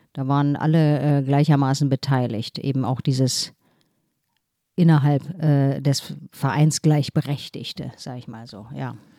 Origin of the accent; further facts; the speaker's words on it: Berlin, Germany; moved away as an adult; now in Hamburg, Germany; ich bin aber sozusagen in Steglitz-Steglitz aufgewachsen